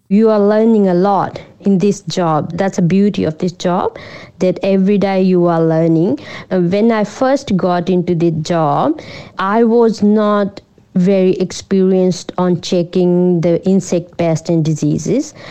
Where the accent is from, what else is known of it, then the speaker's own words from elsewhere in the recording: Punjab, India; moved away as an adult; also born or lived in Amritsar / Melbourne; now in Shepparton, Australia; I grew up in um, India, northern part of India, Punjab. It's a rural place, yeah, in Punjab. So I grew up in, in the farm.